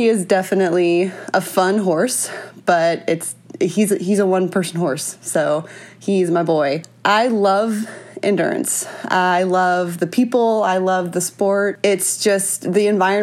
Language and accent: English; Northwest Arkansas, United States; I was born and raised in Northwest Arkansas